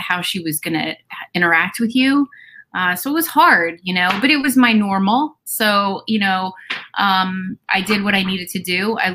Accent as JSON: {"language": "English", "region": "New Jersey", "country": "United States", "tie": "born or raised there", "moved": "yes", "said": "I am, you know, and after my divorce, I moved back to my hometown. So I am living in my hometown where I grew up"}